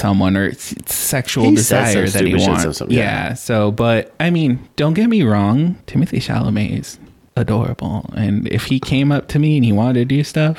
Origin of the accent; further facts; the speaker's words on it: United States; Bad for me because I feel like a moron that I'm an American. I can't speak another